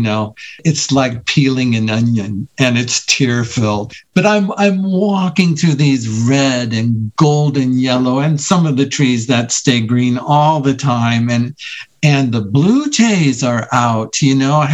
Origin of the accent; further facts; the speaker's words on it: Iowa, United States; now in Colorado, United States; I grew up in Iowa